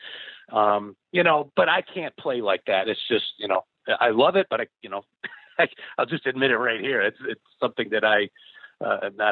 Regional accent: Rochester, New York, United States; my hometown here in Rochester, New York

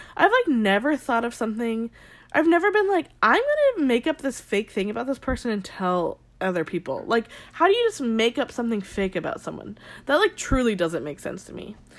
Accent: Arizona, United States; I grew up in Arizona

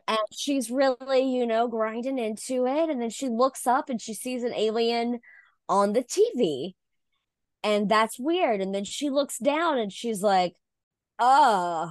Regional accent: Mississippi, United States; Elvis is from my home state

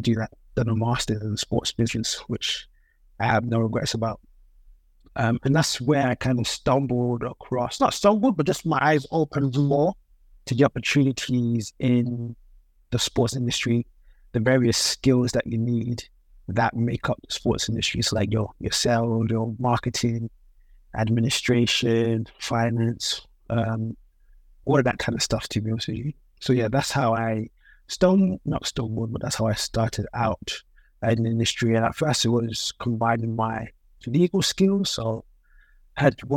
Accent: London, United Kingdom; Born and raised in London, but with Nigerian parents

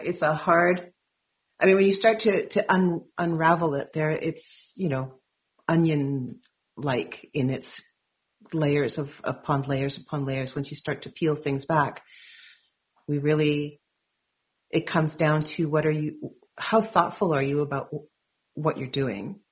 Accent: Vancouver, British Columbia, Canada; I grew up in Vancouver

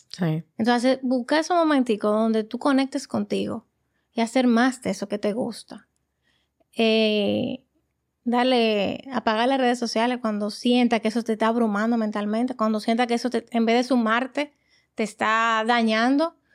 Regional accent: Dominican Republic; moved away as an adult; now in Illinois, United States; yo soy dominicana, yo toda mi vida de lo que he hablado español, entiendo el inglés

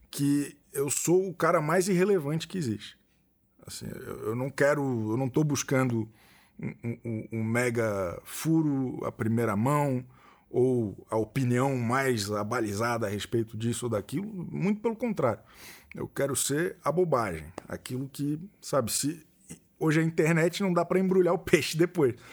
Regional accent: Florianópolis, Santa Catarina, Brazil; Sou de Florianópolis.

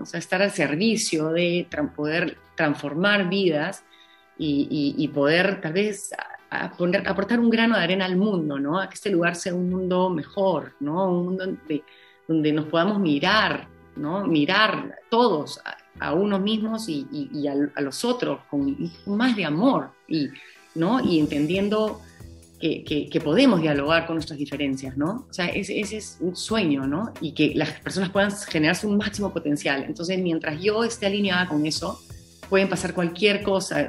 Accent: Peru; de lo que hemos vivido como peruanos

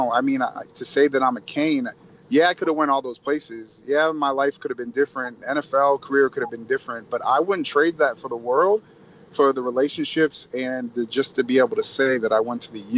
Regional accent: Barrington, Illinois, United States; my hometown in Barrington

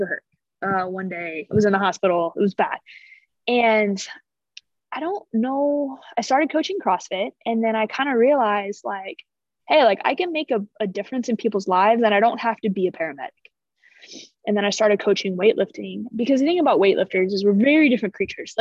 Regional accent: Illinois, United States; moved away; I grew up in Illinois

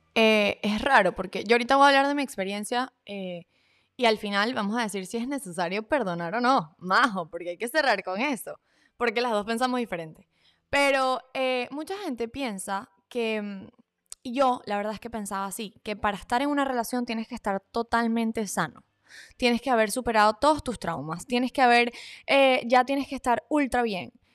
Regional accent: Valencia, Carabobo, Venezuela; Somos de Valencia City, claro que ya es, en ah, Venezuela

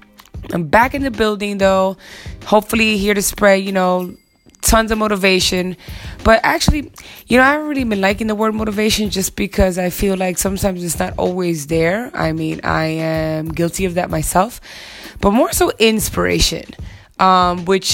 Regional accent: New York, United States; as a New Yorker that I am

